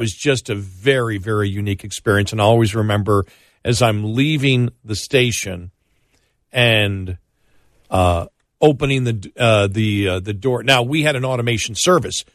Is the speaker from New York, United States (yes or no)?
yes; Buffalo, New York, United States; moved away; growing up in Buffalo, people assume you do.